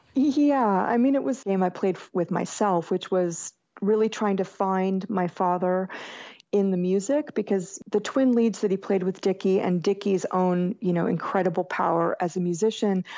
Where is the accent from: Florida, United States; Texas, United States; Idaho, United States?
Florida, United States; Jacksonville; I grew up in Jacksonville, Florida, which is basically very southern still